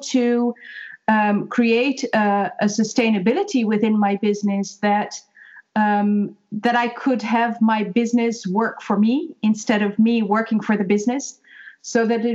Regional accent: Netherlands; moved away as an adult; now in Ireland; I'm originally from Holland and moved to Ireland 3.5 years ago.

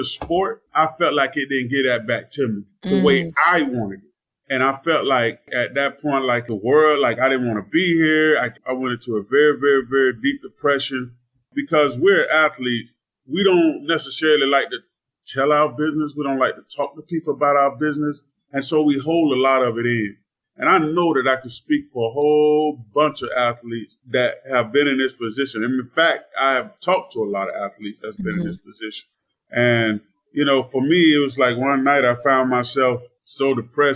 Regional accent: Melbourne, Florida, United States; I grew up in Melbourne, Florida

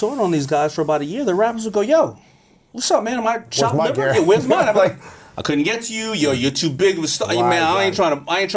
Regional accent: New York City, New York, United States; I grew up in Hollis, Queens

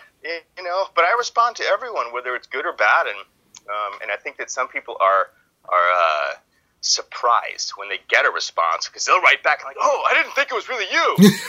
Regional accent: New Orleans, Louisiana, United States; Yeah. It's born in New Orleans. My family was basically settled New Orleans before it was New Orleans

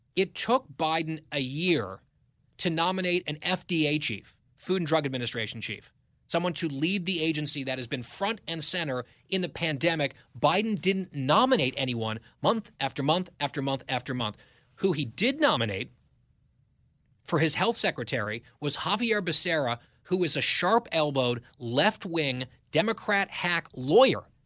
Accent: United States; I grew up in the New York area from fourth grade through high school

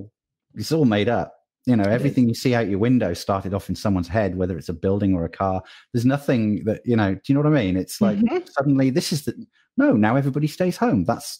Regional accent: United Kingdom; I'm British. We don't think we're worth it. It's not how it works over here.

